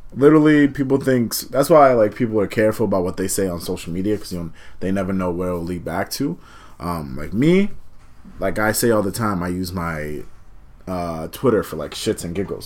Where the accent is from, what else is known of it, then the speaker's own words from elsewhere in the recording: Malden, Massachusetts, United States; I'm from Malden, but when people don't know the area I'd be like, oh, I'm like 15, 20 minutes outside of Boston